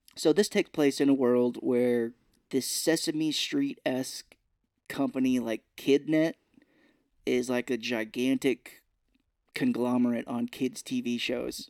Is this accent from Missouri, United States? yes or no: yes; Missouri, United States; we're from Missouri